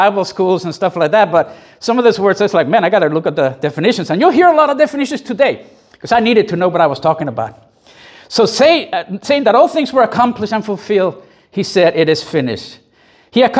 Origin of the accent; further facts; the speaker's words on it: Puerto Rico; I grew up in Puerto Rico in a very Catholic Latin environment